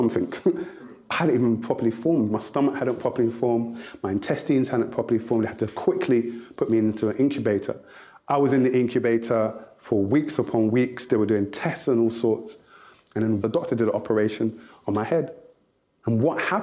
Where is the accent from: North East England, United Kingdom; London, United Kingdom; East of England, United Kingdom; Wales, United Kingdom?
London, United Kingdom; also born or lived in Nigeria (ancestry); Growing up, I'm the eldest of 5 children. And my mum and dad originally split up. And so I live with my dad alone in South London